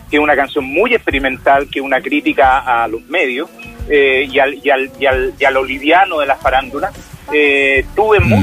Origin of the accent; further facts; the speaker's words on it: Chile; estuve como el chileno común, no me fui a ninguna clínica privada, estuve en el hospital de San Fernando